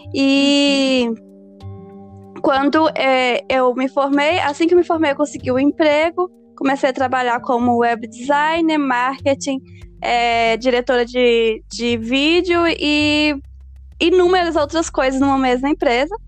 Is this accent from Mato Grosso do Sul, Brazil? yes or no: no; Belo Horizonte, Minas Gerais, Brazil; now in California, United States; mineira de Belo Horizonte. Estou falando diretamente da Califórnia.